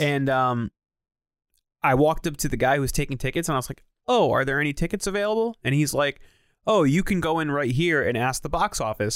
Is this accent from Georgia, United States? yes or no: no; Naugatuck, Connecticut, United States; my hometown of Naugatuck